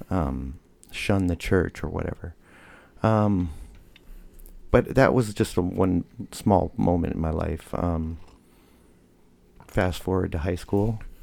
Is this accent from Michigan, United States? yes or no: yes; Michigan, United States; moved away; also born or lived in Hillsboro; I was born in Michigan